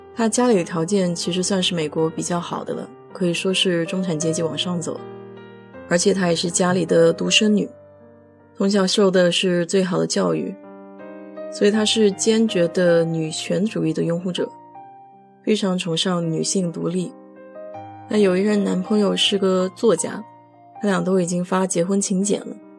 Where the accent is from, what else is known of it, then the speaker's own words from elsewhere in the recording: China; moved away as an adult; now in United States; 我们中国人